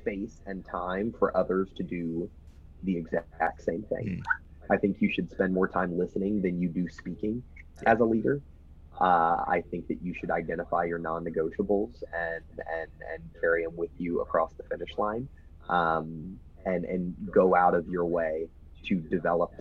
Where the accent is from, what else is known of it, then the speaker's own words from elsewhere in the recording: Texas, United States; I'm a Texan